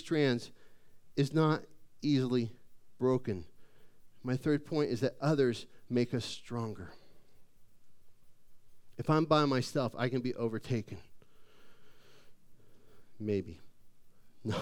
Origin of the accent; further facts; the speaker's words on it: Phoenix, Arizona, United States; I grew up in Phoenix.